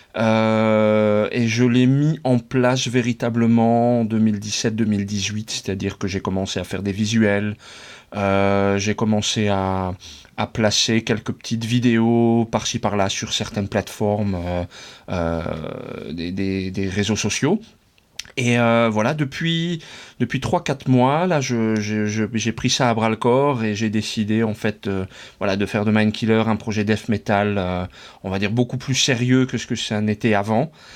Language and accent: French; France; moved away as an adult; now in Netherlands; j'ai passé toute mon enfance, mon adolescence et mes études en France